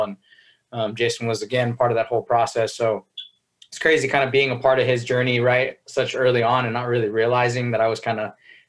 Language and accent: English; Chino, California, United States; I'm from Chino